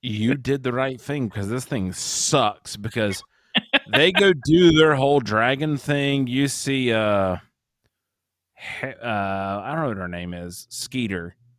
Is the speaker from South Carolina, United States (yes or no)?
yes; South Carolina, United States; I'm from South Carolina, so then I go and apologize for any weird ones.